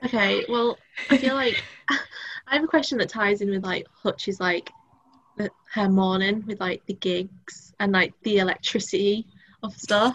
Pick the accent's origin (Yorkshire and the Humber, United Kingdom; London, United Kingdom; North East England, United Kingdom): Yorkshire and the Humber, United Kingdom; Driffield; I grew up in Drift, like, lived there, then like went to primary school there